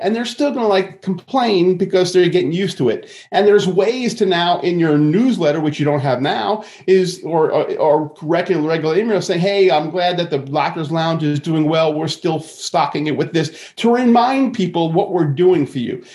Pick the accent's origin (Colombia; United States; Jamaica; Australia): United States; Long Island, New York; I grew up in Long Island and in New York, and, and I can have this, unfortunately, a New Yorker attitude sometimes